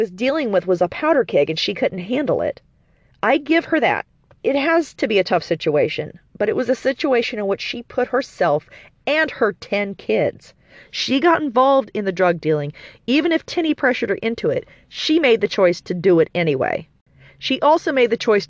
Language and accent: English; Indianapolis, Indiana, United States; I'm from Indianapolis